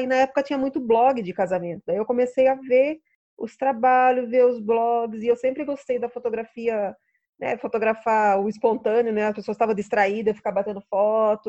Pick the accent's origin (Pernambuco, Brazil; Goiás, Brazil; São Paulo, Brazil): São Paulo, Brazil; Sorocaba; moved away as an adult; also born or lived in Rio de Janeiro; E eu voltei para Sorocaba, né? Eu sou de Sorocaba